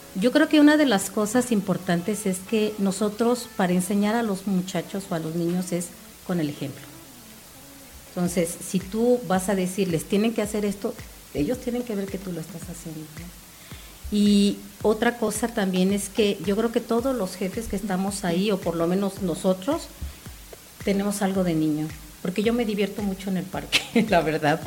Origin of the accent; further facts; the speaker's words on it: Cancún, Quintana Roo, Mexico; yo soy de Cancún y nosotros llegamos en el 97